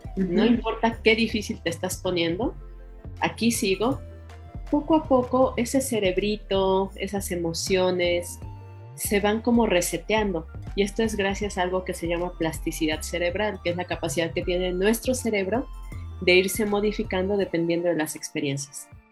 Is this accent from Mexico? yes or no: yes; Mexico; somos bien mexicanos